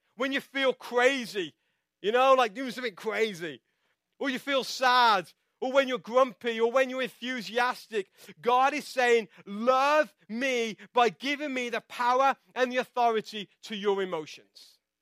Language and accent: English; England, United Kingdom; now in United States; I'm from England